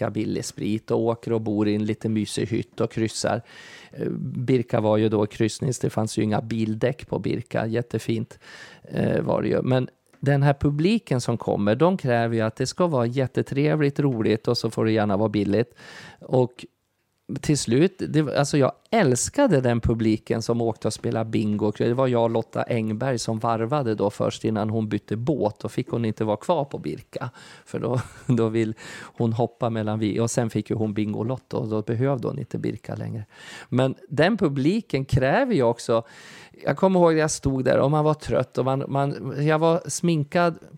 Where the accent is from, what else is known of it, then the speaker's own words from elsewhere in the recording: Kalmar, Kalmar County, Sweden; jag tog fighten för dem